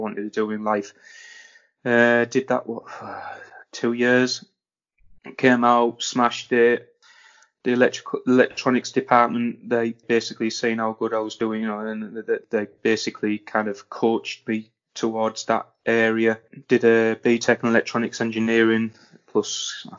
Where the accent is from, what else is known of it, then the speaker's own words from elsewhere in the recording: Redcar, North East England, United Kingdom; I'm from Redcar, Teesside. That's basically where I'm from